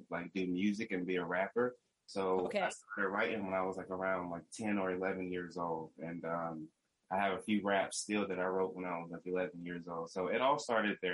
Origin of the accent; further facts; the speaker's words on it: North Carolina, United States; moved away as an adult; also born or lived in Michigan / California; now in Humboldt, California, United States; I'm from North Carolina originally. I moved to Michigan to do, you know, for college for 4 years